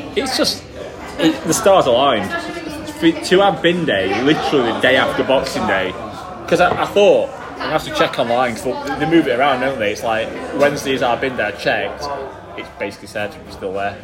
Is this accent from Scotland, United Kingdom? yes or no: no; Yorkshire and the Humber, United Kingdom; moved away; I'm from Yorkshire and don't live there at, at the minute.